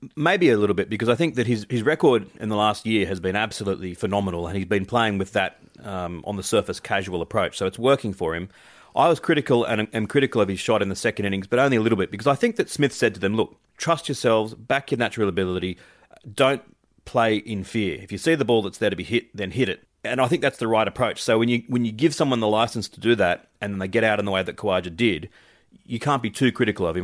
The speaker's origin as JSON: {"language": "English", "country": "Australia", "said": "as an Australian fan"}